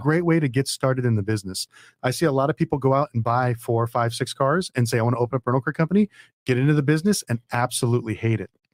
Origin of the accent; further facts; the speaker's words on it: Las Vegas, Nevada, United States; I'm from Vegas